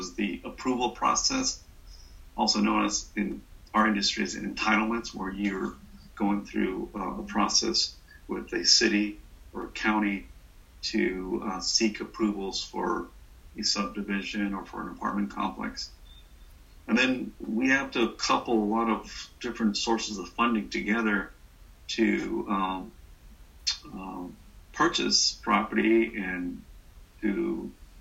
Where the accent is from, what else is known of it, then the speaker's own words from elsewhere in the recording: Salinas, California, United States; I was born and raised in Salinas